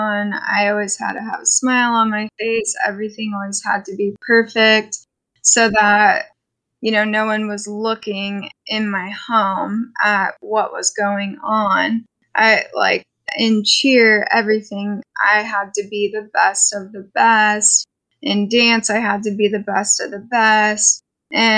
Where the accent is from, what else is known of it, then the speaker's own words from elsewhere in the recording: Bedford, Canada; I grew up in Canada, in Bedford